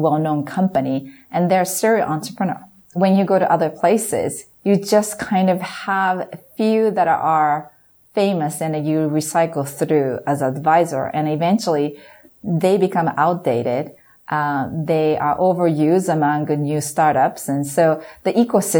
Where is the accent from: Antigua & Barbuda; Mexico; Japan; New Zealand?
Japan; me being Japanese, experience the power of a teamwork growing up in Japan